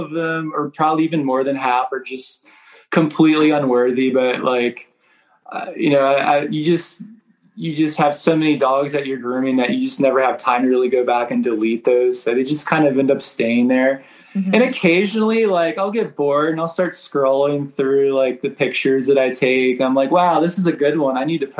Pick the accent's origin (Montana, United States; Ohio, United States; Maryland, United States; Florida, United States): Maryland, United States; also born or lived in Miami / New York; now in Kentucky, United States; Mostly my childhood, I grew up in Maryland, right outside of Baltimore. I lived in Miami and New York